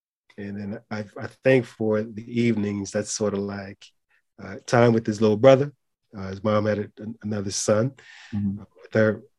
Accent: Philadelphia, Pennsylvania, United States; So he started watching all Philly teams because I'm from Philly.

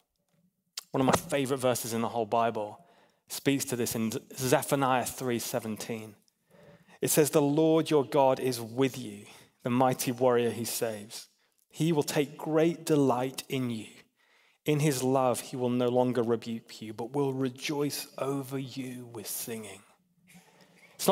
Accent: England, United Kingdom; I'm an English guy

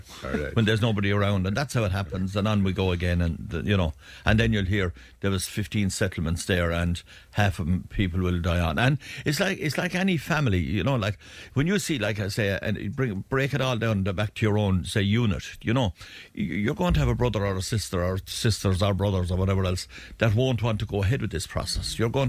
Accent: Ireland; we're Irish.

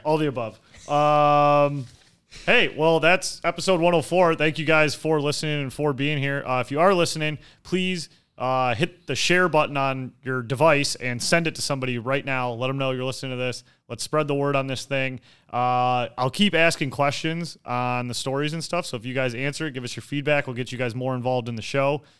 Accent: Detroit, Michigan, United States; I grew up in Detroit

